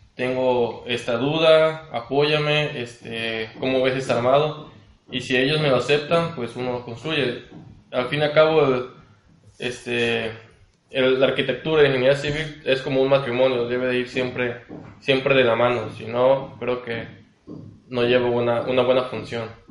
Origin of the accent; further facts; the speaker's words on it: Cárdenas, Tabasco, Mexico; also born or lived in Villahermosa, Mexico; soy originario de Cárdenas, Tabasco